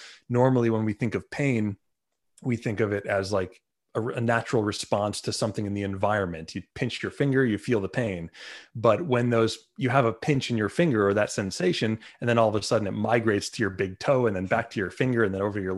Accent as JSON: {"language": "English", "town": "Long Island", "region": "New York", "country": "United States", "said": "I'm from Long Island, New York, where Lyme disease is sort of a common problem."}